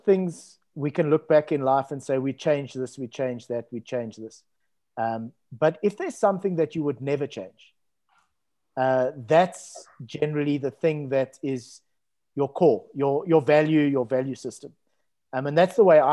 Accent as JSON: {"language": "English", "town": "Cape Town", "region": "Western Cape", "country": "South Africa", "tie": "born or raised there", "said": "Growing up in Musenberg, which is a coastal town in Cape Town"}